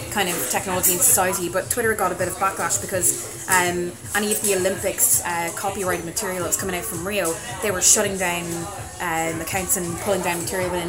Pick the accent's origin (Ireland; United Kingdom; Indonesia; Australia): Ireland; Dublin, Leinster; I'm from Dublin